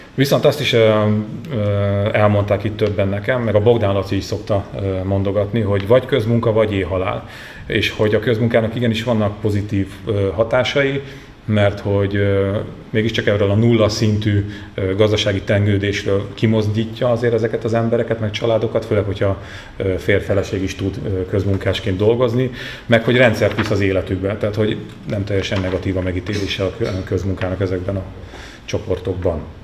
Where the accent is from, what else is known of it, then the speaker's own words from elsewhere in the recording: Sátoraljaújhely, Borsod-Abaúj-Zemplén, Hungary; now in Budapest, Hungary; otthon sátorai, ugye az én hőn szeretett szülővárosomban